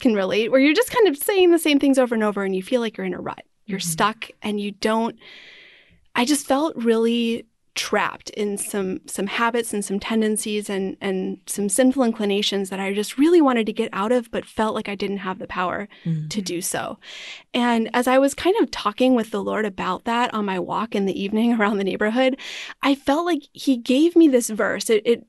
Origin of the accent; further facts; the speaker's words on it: Wisconsin, United States; also born or lived in Pennsylvania / Arizona; now in St. Louis, United States; And I was born in Pennsylvania, but I grew up in Wisconsin and Arizona. So a little bit of a nomadic upbringing, but usually claim Wisconsin as my home.